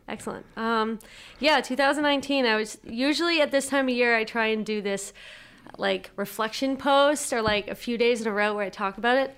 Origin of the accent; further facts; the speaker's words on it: Whitman, Massachusetts, United States; I grew up in Whitman, Mass, small little place